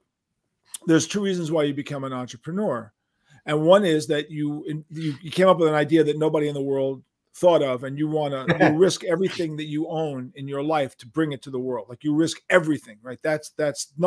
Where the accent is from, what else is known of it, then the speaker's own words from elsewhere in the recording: New York City, New York, United States; growing up in New York City